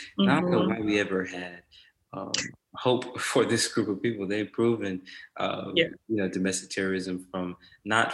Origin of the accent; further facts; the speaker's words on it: South Carolina, United States; I'm from South Carolina, so we eat soul food